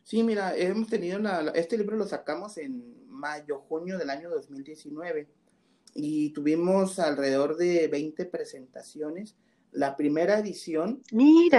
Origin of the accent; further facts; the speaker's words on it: Mexico; soy mexicano